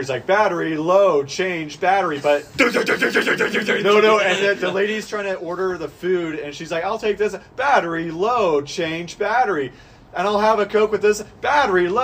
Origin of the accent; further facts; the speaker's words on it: Visalia, California, United States; moved away; also born or lived in Texas; I worked at a Starbucks in Visalia, California, my hometown, after I moved back from Texas